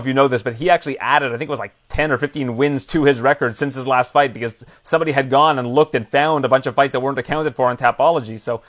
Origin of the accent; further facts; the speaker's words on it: Canada; I'm Canadian